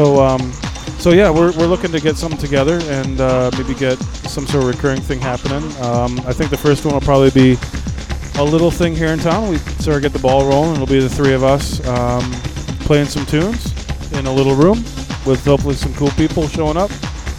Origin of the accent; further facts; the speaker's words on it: Detroit, Michigan, United States; Being an American myself from Detroit